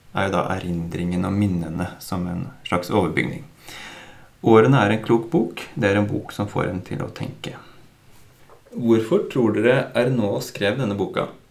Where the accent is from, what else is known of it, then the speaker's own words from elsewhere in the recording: Drammen, Buskerud, Norway; Vi er fire menn fra Drammen